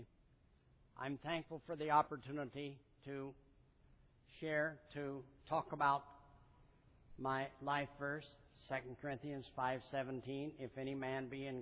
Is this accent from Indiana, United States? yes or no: yes; Bloomington, Indiana, United States; moved away as an adult; also born or lived in Asia; I was born and raised in Bloomington